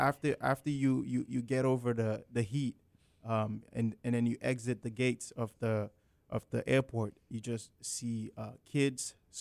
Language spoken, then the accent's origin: English; Sierra Leone; I'm from Sierra Leone, West Africa, and Sierra Leone is located on the west coast of Africa, by the Atlantic Ocean.